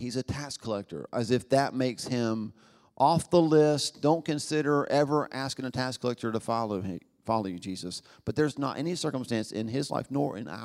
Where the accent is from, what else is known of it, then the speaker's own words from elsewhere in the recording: United States; being American